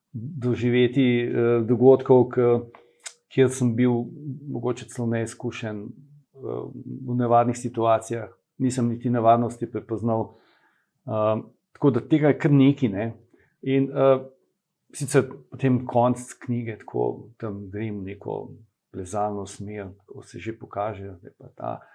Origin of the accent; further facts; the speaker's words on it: Ljubljana, Slovenia; moved away as an adult; now in Kamnik, Slovenia; jaz sem pač Ljubljančan, bil ne, zdaj sem že dolg časa v, kam, v Kamniku